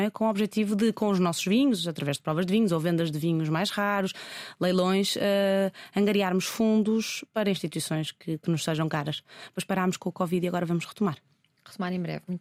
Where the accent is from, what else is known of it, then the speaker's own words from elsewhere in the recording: Portugal; dizer só bebo vinho português porque sou português também